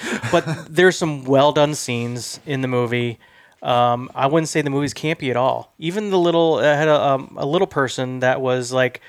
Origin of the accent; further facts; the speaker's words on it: Midwest, United States; I'm from the Midwest